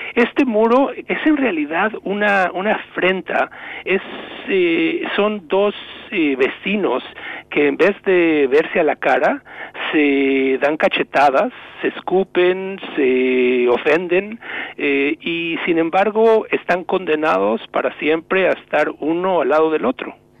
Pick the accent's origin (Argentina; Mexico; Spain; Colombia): Mexico; moved away as an adult; now in New England, United States; Yo llevo como inmigrante mexicano unos 30 años en Estados Unidos